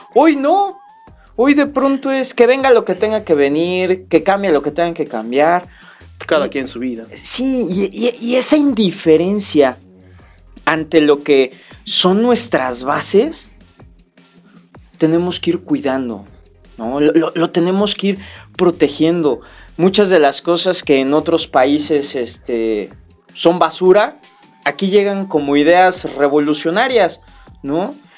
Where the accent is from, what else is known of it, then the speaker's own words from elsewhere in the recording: Mexico; nuestra cultura como mexicanos